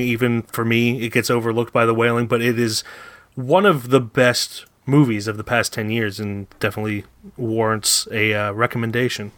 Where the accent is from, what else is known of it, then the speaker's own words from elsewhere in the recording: Philadelphia, Pennsylvania, United States; also born or lived in Florida; we're from the Philadelphia area